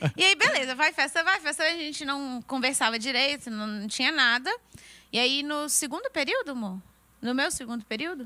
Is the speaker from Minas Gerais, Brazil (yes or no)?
yes; Belo Horizonte, Minas Gerais, Brazil; moved away as an adult; Eu nasci e criada em Belo Horizonte